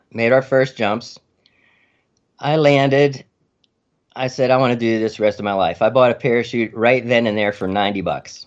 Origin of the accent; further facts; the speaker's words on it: Freeport, Pennsylvania, United States; moved away as an adult; also born or lived in Arizona / Maryland; Freeport, Pennsylvania